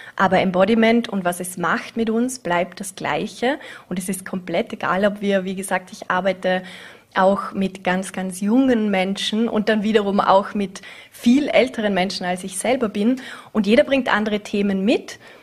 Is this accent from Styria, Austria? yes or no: no; Vorarlberg, Austria; also born or lived in Vienna / Scotland; meine Jugend hier in Vorarlberg